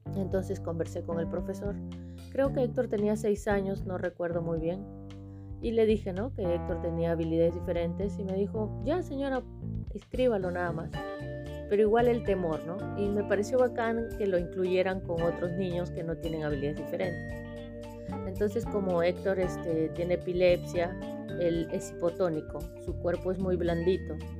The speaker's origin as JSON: {"language": "Spanish", "region": "Callao", "country": "Peru", "said": "yo soy del Callao, yo aprendí a nadar en Chucuito."}